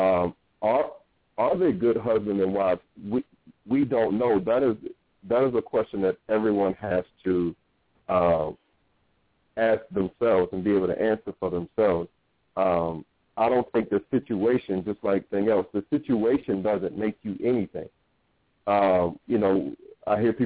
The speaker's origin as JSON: {"language": "English", "town": "Norfolk", "region": "Virginia", "country": "United States", "tie": "born or raised there", "moved": "as an adult", "said": "I grew up in Norfolk, Virginia"}